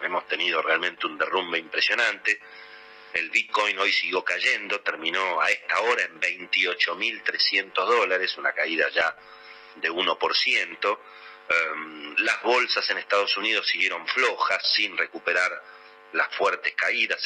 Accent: Argentina; somos prisioneros los argentinos

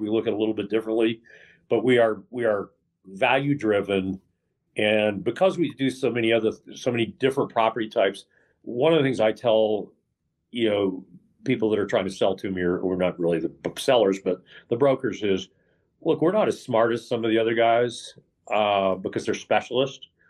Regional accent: Dallas, Texas, United States; moved away as an adult; also born or lived in Western New York / Houston, Texas / Austin, Texas; now in California, United States; I moved to Texas when I was five, okay. and uh, and I and I lived in Texas uh, from five to forty four, uh, Dallas, a little bit in Houston

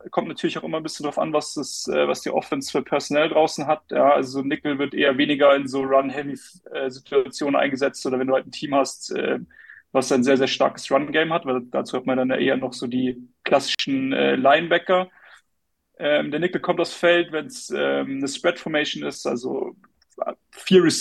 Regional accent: Starnberg, Bavaria, Germany; born there; ich bin 26, ich äh, bin gebürtiger Starnberger, das ist äh, ein bisschen im Süden von München.

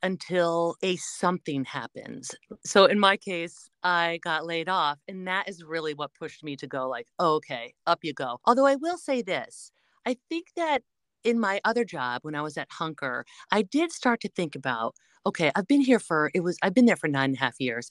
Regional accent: Connecticut, United States; moved away; zero to twenty was growing up in Connecticut

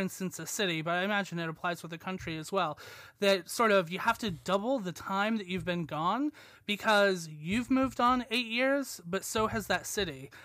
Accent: United States; moved away as an adult; now in Leeds, United Kingdom; I'm American

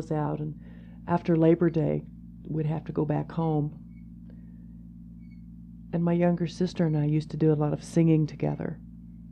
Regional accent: St. John, Kansas, United States; moved away; also born or lived in Kingman, Kansas; I was born in Kingman, grew up in St. John, and went to nursing school

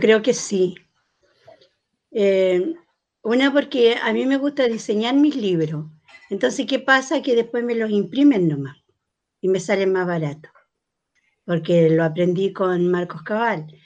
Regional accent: Arauco, Biobío, Chile; yo nací en Arauco, donde caminar dos veces con un hombre era porque te acostabas con él

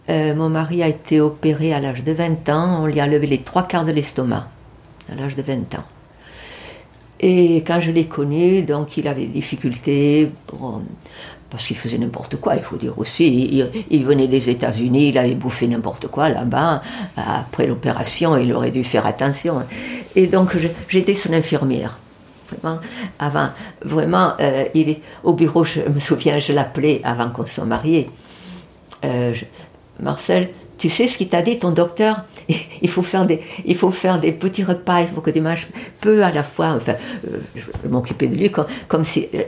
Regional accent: France; Mais en tant que Française, mes parents m'ont encouragée à y aller pour pouvoir encore revoir ma grand-mère maternelle

